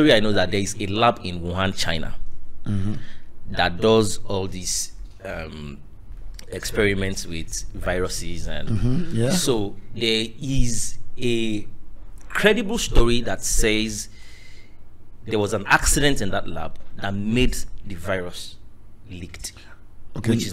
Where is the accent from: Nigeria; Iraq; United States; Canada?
Nigeria